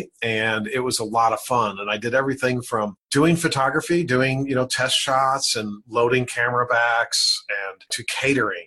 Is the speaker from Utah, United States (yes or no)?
no; Elmhurst, Illinois, United States; moved away as an adult; also born or lived in Carbondale, Illinois; I grew up in Elmhurst, Illinois, in a pretty wealthy suburb